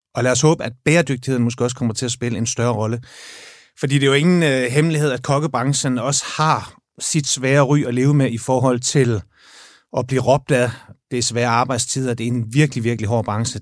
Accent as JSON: {"language": "Danish", "region": "Jutland", "country": "Denmark", "moved": "yes", "said": "jeg er fra Jylland"}